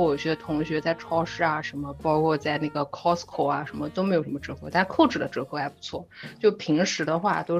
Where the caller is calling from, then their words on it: Halifax, Nova Scotia, Canada; 我在那个加拿大的那个 Halifax，哈里法克斯